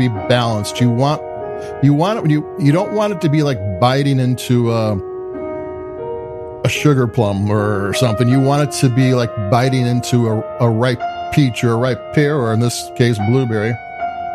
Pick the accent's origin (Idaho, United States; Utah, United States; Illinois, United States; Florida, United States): Illinois, United States; Chicago; I'm from Chicago